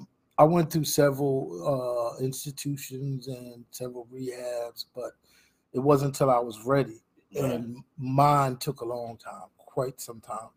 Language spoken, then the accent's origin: English; Trenton, New Jersey, United States; I lived off of Stuyvesant Avenue on a street called Oak Lane, right by Cowater Park.